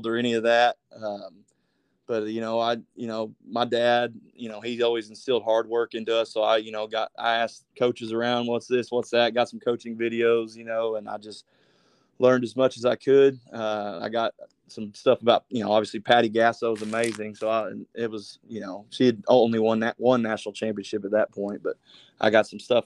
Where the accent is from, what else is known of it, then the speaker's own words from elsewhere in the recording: McAlester, Oklahoma, United States; moved away as an adult; I'm originally from McAlester.